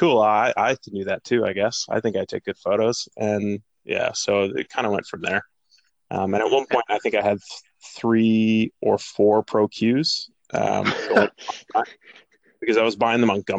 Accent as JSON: {"language": "English", "country": "Canada", "tie": "born or raised there", "moved": "yes", "said": "growing up in Canada"}